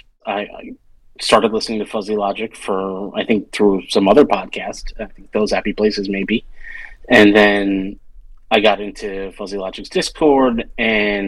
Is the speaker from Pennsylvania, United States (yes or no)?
yes; a suburb near Philadelphia, Pennsylvania, United States; I grew up in a suburb near Philadelphia, and I'm the first generation born in America